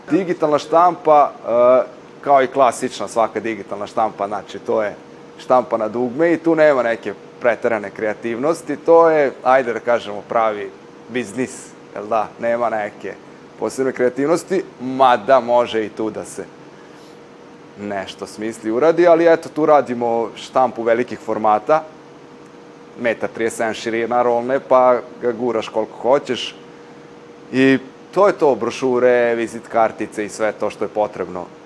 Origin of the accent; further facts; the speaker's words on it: Novi Bečej, Vojvodina, Serbia; Ja sam inače iz Novog Bečeja, pa sam tamo, jel da, išao i osnovnu i srednju školu.